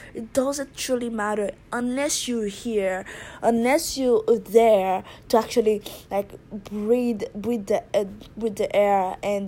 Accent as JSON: {"language": "English", "country": "Haiti", "moved": "yes", "lives_now": "Japan", "said": "I'm originally from Haiti, but I live in Japan"}